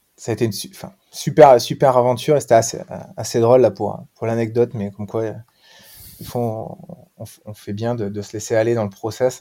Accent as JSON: {"language": "French", "town": "Pau", "region": "Nouvelle-Aquitaine", "country": "France", "said": "je suis palois, donc petite région du, euh, sud-ouest."}